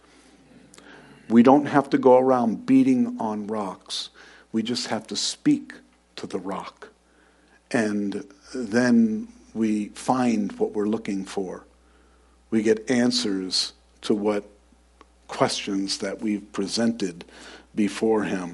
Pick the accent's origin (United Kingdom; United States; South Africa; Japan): United States; New York; moved away; I was born and raised in New York